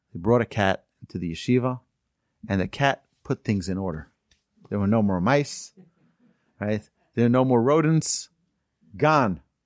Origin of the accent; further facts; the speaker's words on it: United States; also born or lived in Houston, Texas; our community where we grew up in Muncie